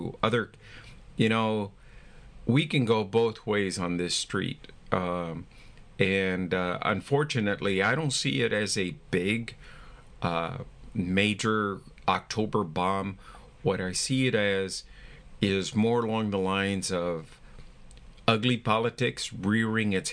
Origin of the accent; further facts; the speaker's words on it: United States; We're all Americans